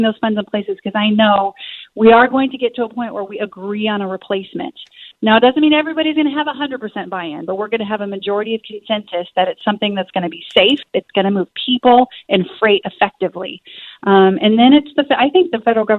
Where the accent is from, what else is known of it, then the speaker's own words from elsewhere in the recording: Southwest Washington, United States; serve my hometown, my countrymen in the United States Congress